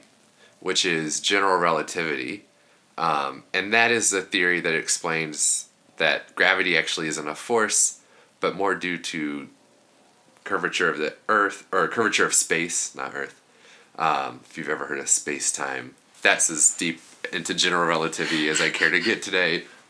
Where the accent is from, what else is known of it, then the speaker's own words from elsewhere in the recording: Kansas, United States; we're both from Kansas